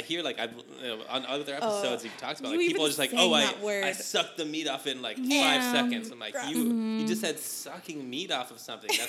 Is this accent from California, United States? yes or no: no; Sierra Vista, Arizona, United States; In my hometown of Sierra Vista